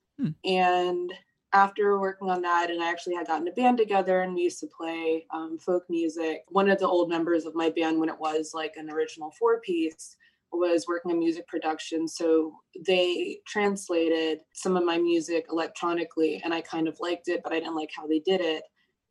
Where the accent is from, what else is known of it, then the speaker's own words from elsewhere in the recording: Virginia, United States; So I'm from Virginia. I don't know a whole lot about Australia, so I don't know how much people know about like Virginia's like the American South, and like my family immigrated and we moved there.